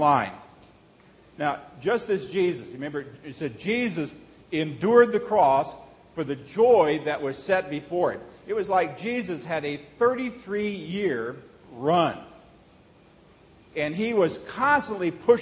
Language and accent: English; Nebraska, United States; moved away; also born or lived in Hong Kong / Texas; Growing up in Nebraska